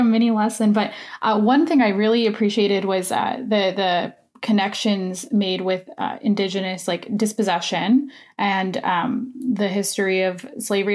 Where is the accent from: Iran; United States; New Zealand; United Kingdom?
United States; now in Canada; I am an American citizen